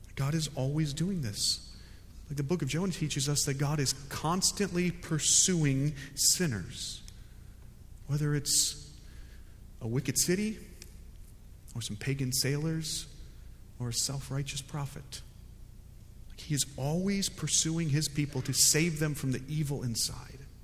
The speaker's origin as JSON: {"language": "English", "country": "United States", "also_born_or_lived": "Fuquay-Varina, North Carolina", "said": "I'm an American"}